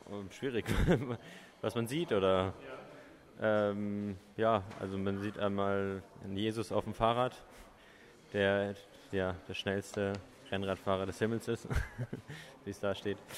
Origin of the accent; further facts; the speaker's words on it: Munich, Bavaria, Germany; Nee, ich muss halt sagen, ich bin aus München.